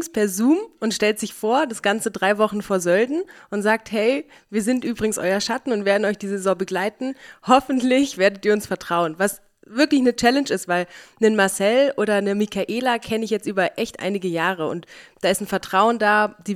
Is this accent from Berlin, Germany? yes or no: yes; Berlin, Germany; Ich komme nämlich aus Berlin eigentlich und jeder fragt mich, wie kann man da Skifahren?